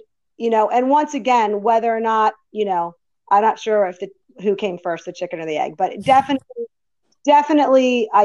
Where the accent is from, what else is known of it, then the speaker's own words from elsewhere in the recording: Woodbury, New Jersey, United States; So I grew up in Woodbury, New Jersey